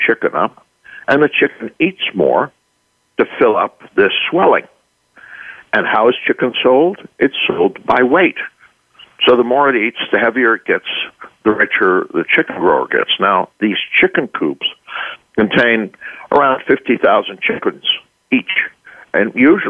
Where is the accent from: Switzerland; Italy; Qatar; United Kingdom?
Switzerland; now in United States; I was raised in Switzerland and educated there.